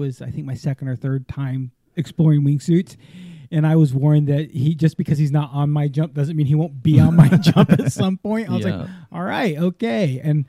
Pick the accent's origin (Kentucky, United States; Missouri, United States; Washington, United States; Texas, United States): Texas, United States; I'm like, yo, dude, I'm from Texas, man. We're just as bad.